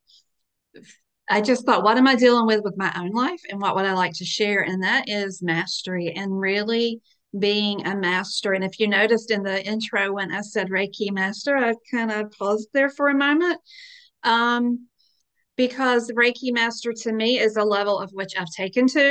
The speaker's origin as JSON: {"language": "English", "town": "Calabash", "region": "North Carolina", "country": "United States", "tie": "born or raised there", "said": "I am in and from Calabash, North Carolina. I am a native."}